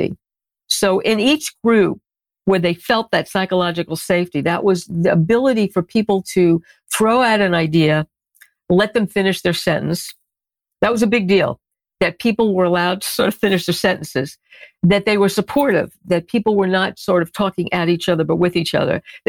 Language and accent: English; New York City, New York, United States; accent: Bronx; I learned a lot of four-letter words growing up in the Bronx